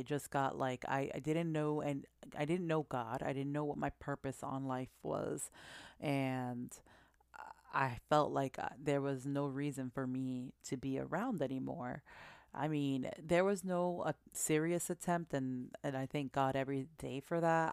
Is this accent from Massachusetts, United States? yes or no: yes; Massachusetts, United States; now in New Jersey, United States; I was born here in Jersey, and I currently reside in Jersey, but I was raised in Massachusetts.